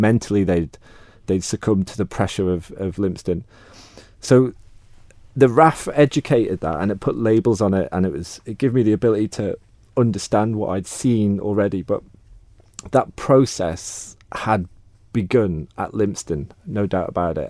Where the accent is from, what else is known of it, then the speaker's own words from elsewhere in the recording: Peel, Isle of Man; moved away as an adult; I grew up in Peel to begin with.